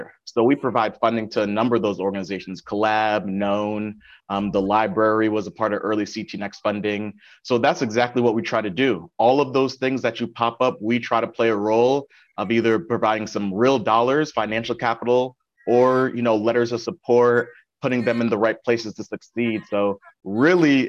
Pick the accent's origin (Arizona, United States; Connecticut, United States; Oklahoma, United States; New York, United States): Connecticut, United States; Windsor; also born or lived in Hartford, Connecticut; now in New Haven, United States; I was born in Windsor, Connecticut, lived in Hartford for a number of years, and then moved to New Haven